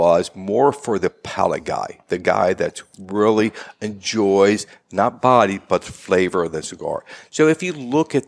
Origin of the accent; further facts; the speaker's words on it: Tampa, Florida, United States; I was born and raised in West Tampa